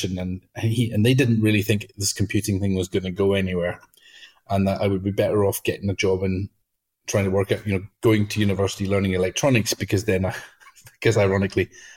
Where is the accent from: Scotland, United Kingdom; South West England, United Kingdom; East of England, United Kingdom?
Scotland, United Kingdom; Outer Hebrides; I grew up in the Outer Hebrides